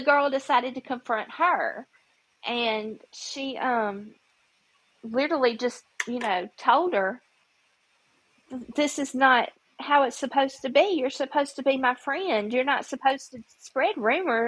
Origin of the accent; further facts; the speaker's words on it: Memphis, Tennessee, United States; now in Mississippi, United States; When I grew up in Memphis, that, you know, kids there are just like, you know, you got to fight for your own